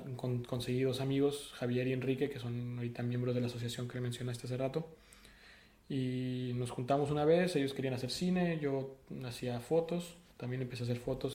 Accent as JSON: {"language": "Spanish", "region": "Sonora", "country": "Mexico", "tie": "born or raised there", "moved": "as an adult", "lives_now": "France", "said": "yo crecí en Sonora"}